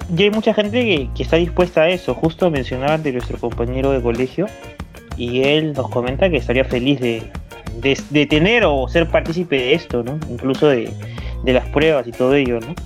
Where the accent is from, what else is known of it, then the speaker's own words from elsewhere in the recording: Peru; mi país